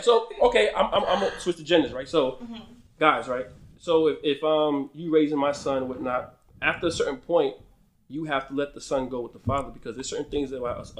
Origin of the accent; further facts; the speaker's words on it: New Jersey, United States; also born or lived in Brooklyn, New York; we're both from New Jersey